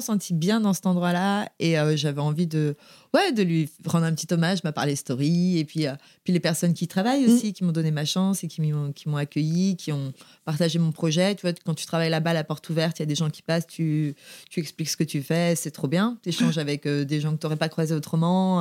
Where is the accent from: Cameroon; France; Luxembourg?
France; Saint-Malo, Brittany; also born or lived in Vannes, Morbihan; j'ai grandi à Saint-Malo. Euh, je suis née à Vannes, dans le Morbihan.